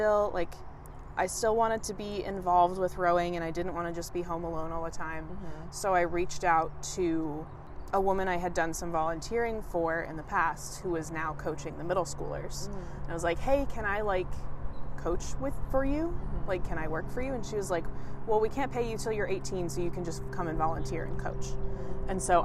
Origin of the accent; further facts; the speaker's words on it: Sammamish, Washington, United States; I'm from Seattle-ish. Mm-hmm. I'm from like 40 minutes outside of Seattle. I live in a city called Sammamish